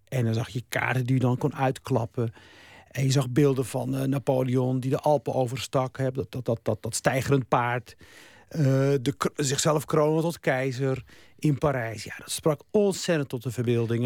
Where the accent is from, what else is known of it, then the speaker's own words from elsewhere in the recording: Rotterdam, South Holland, Netherlands; also born or lived in Morocco; ik groeide op in Rotterdam